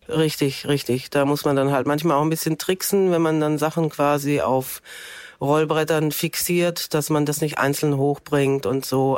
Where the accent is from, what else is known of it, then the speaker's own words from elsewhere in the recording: Stuttgart, Baden-Württemberg, Germany; moved away as an adult; now in Cologne, Germany; ich komme eigentlich aus Stuttgart